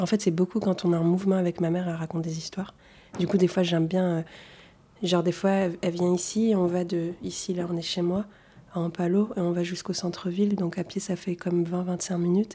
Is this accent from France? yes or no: yes; Toulouse, Occitania, France; first language Arabic; French is a second language; also born or lived in Tunisia; je viens de Toulouse, j'habite dans le quartier d'Ampalo à Toulouse